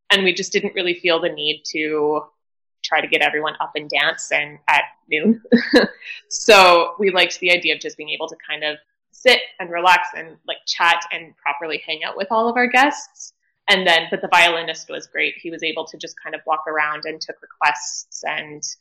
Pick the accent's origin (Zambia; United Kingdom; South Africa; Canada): Canada; we're all from Canada